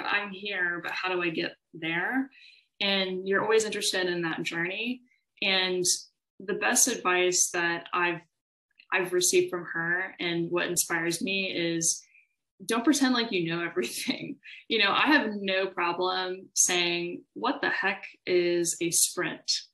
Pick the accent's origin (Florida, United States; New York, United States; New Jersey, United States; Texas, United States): Texas, United States; Austin; I'm from Austin, Texas. I was uh, raised here for the most part, wasn't born here